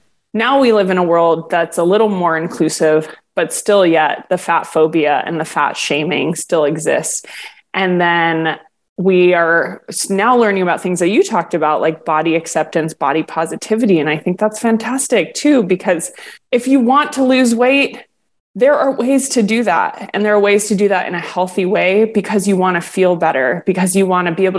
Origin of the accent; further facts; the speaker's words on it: Hawaii, United States; I grew up here in Hawaii. So, like, Polynesian women are larger women.